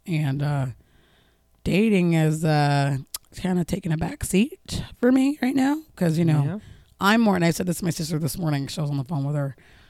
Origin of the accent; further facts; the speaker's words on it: New Jersey, United States; moved away as an adult; now in Baltimore, United States; I'm originally from New Jersey. I moved to Baltimore 4 years ago now.